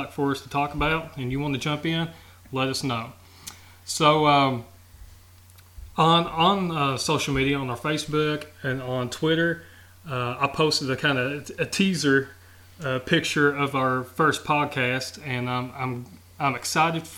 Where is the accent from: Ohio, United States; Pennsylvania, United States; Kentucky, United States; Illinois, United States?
Kentucky, United States; Lee County; We're living the good old days of growing up in Lee County.